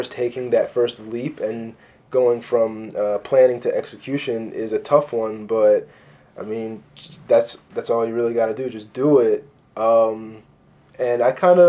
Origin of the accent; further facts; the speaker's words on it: Baltimore, Maryland, United States; I spent most of my life out in the county from when my sister and I started school